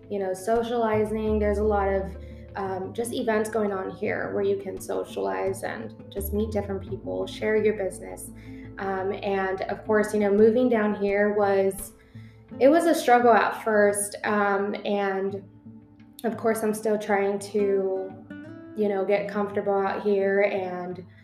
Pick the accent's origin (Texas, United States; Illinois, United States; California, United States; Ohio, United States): Texas, United States; San Antonio; moved away as an adult; now in Dallas, United States; San Antonio was my hometown. I grew up there.